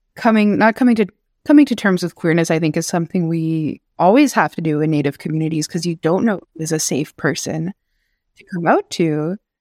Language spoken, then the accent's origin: English; Chisasibi, Quebec, Canada; also born or lived in Kitigan Zibi, Quebec; I grew up in Cree territory, like, here in Chesapeake